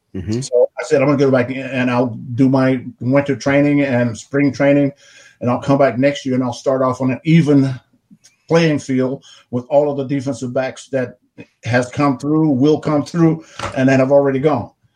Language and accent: English; Arkansas, United States; the plantation where I grew up on in Arkansas